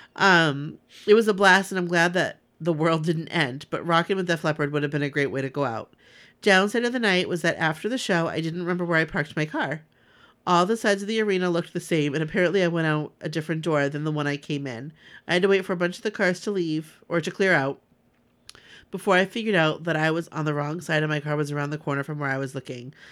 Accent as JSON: {"language": "English", "region": "Southern California", "country": "United States", "tie": "born or raised there", "said": "growing up in Southern California, I have had the privilege to go to the Rose Parade a few times"}